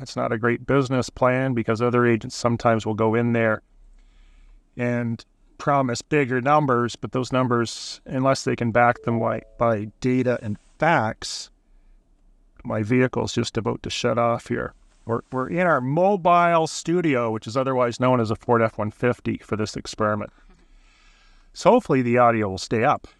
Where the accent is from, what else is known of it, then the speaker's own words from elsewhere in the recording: Burlington, Ontario, Canada; moved away as an adult; also born or lived in Hamilton, Ontario / Stoney Creek, Ontario / Prince Edward Island; now in Charlottetown, Canada; Born in Burlington, lived in Hamilton, Stony Creek, and number of other areas in the province